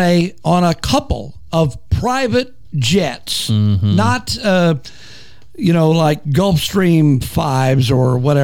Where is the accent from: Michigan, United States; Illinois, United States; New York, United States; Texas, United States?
Texas, United States; Wichita Falls; I'm a native Texan, by the way. I was born in Wichita Falls.